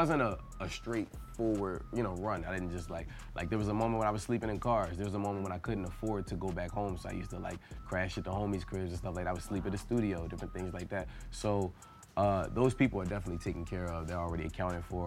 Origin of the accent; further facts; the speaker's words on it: Philadelphia, Pennsylvania, United States; growing up in Philadelphia is a rough city